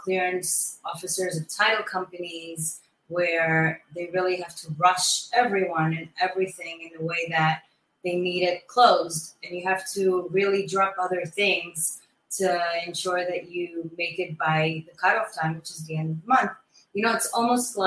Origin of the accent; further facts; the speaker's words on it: Great Neck, New York, United States; moved away; also born or lived in Brooklyn, New York; Great Neck, my hometown. That's where I grew up.